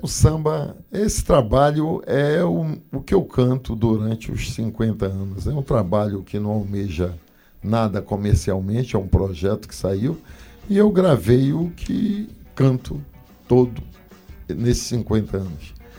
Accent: Cachoeira do Arari, Pará, Brazil; now in Belém, Brazil; sou de Cachoeira do Araria e moro em Belém do Pará

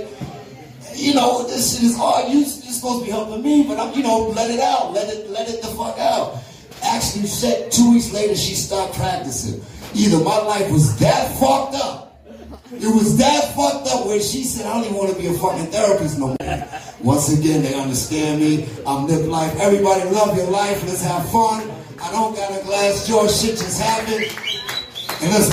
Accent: New York City, New York, United States; I'm from the Bronx

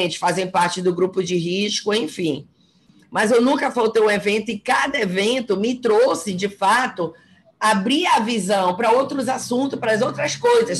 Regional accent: Belém, Pará, Brazil; moved away as an adult; now in Fortaleza, Brazil; eu sou de Belém, mas estou há dois anos em Fortaleza

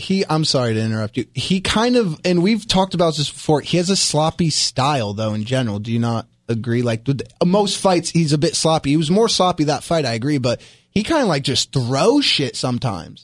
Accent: New York, United States; I'm from New York

